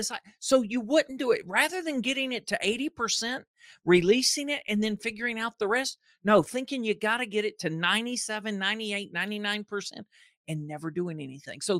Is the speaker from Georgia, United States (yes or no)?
yes; Georgia, United States; also born or lived in Ohio; I was born in Ohio, moved to Georgia when I was two